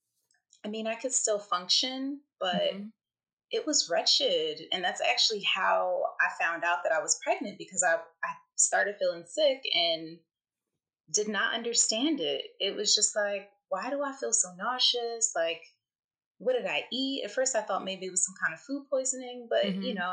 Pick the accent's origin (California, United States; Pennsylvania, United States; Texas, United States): Pennsylvania, United States; Philadelphia; also born or lived in New York; now in New Jersey, United States; I'm originally from Philly, the daughter of Haitian immigrants. Yeah, and now I'm actually living in New Jersey. I have a dear husband who's also from Philly. He's a West Philadelphian like myself